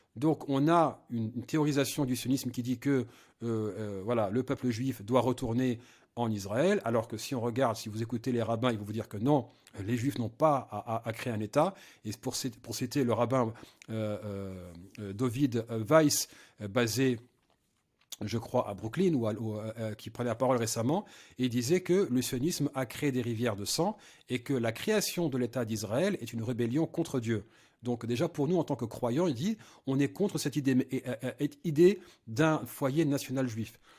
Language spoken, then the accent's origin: French; France; je suis français